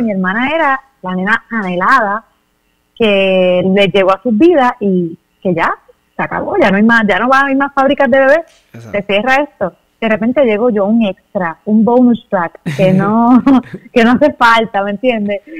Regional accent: Cidra, Puerto Rico; moved away as an adult; also born or lived in Toa Alta (born, uncertain spelling); now in Juncos, Puerto Rico; yo nací en Tahuas, pero me crié en Sidra

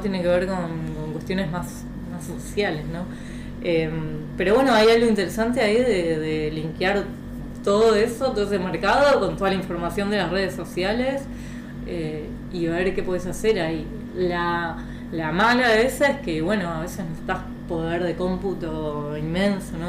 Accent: Argentina; moved away as an adult; also born or lived in France / Boston, United States; yo soy de Argentina, mis papás venden ropa, o son comerciantes

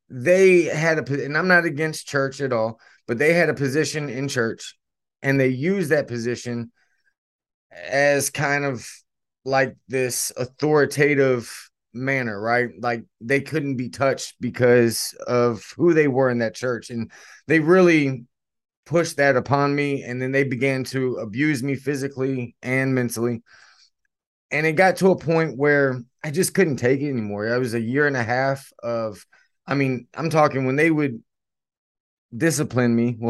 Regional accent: Stuarts Draft, Virginia, United States; I was born in a very small town called Stuart Straft, Virginia. It's in the Shenandoah Valley

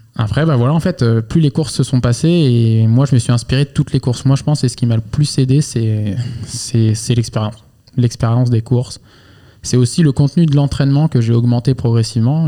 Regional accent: Angers, Pays de la Loire, France; je suis de Angers à, la base

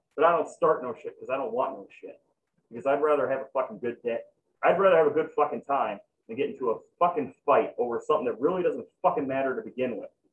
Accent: Chicago, Illinois, United States; I'm fucking from Chicago, so all convenience stores are liquor stores

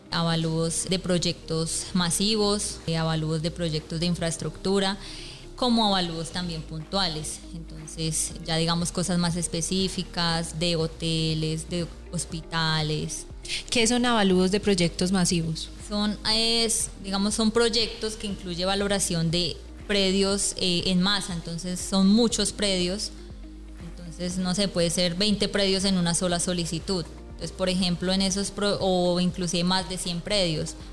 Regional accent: Bogotá, Colombia; moved away as an adult; yo pues soy de Bogotá

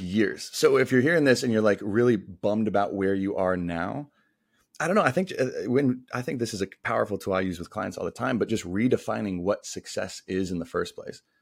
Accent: Denver, Colorado, United States; moved away as an adult; also born or lived in Atlanta / San Diego; grew up in Denver, my hometown

